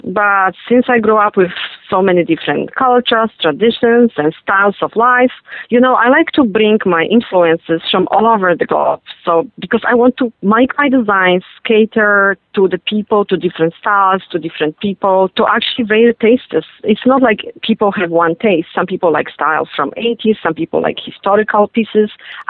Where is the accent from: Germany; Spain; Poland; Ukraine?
Poland; born there; Well, I was born in Poland